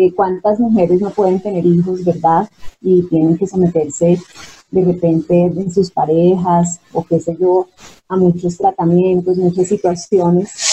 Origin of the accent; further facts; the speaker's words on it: Bogotá, Colombia; yo soy bogotana, pero sí con sangre santanderiana